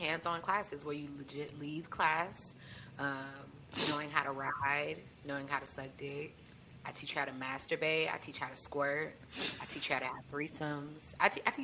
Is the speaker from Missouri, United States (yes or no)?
yes; St. Louis, Missouri, United States; moved away as an adult; now in Tallahassee, United States; I'm from St. Louis